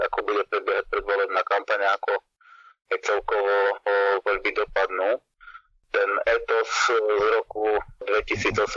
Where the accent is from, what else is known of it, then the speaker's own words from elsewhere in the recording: eastern Slovakia, Slovakia; ja som z východného Slovenska